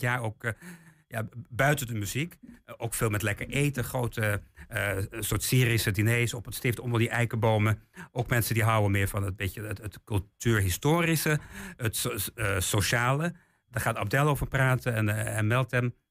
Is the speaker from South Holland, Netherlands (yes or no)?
no; Weerselo, Overijssel, Netherlands; also born or lived in England; Ik ben in Engeland geboren, maar ik ben helemaal opgegroeid in, in Weerslo.